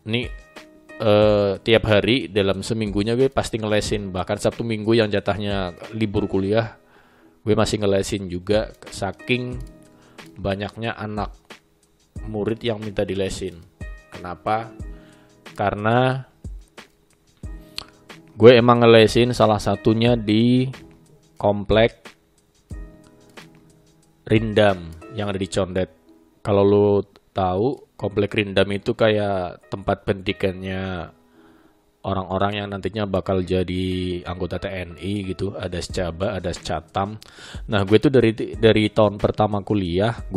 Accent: Sumatra, Indonesia; Nah ternyata ada senior gue juga orang Sumatera, Jambi gitu tepatnya

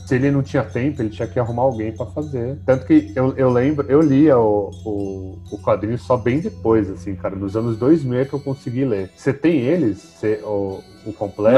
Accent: São Paulo, Brazil; eu sou daqui de São Paulo, sou ali do, do Butantes. Butantã ali no Rio Pequeno. Cresci, cresci em São Paulo

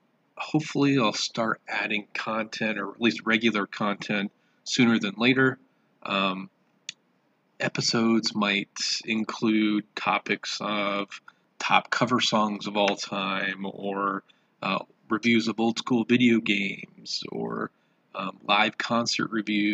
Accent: Michigan, United States; also born or lived in southern Indiana; now in Indiana, United States; I grew up in Michigan and southern Indiana and have lived in central Indiana for the last 20 years or so.

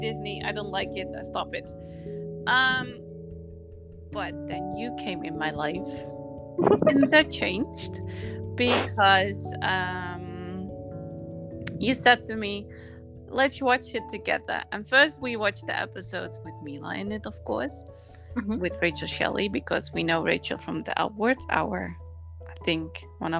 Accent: Netherlands; I'm from the Netherlands. I lived there my whole life

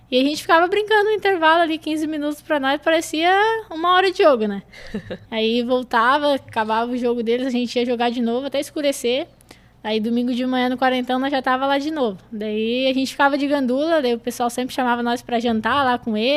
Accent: Garopaba, Santa Catarina, Brazil; moved away as an adult; also born or lived in Manaus / Rio Grande do Sul; eu moro ali no Campo Duna, né? Sou de Garopaba mesmo.

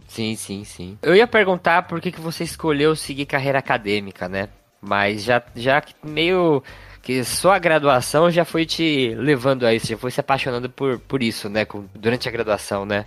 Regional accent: São Paulo, Brazil; sou de São Paulo

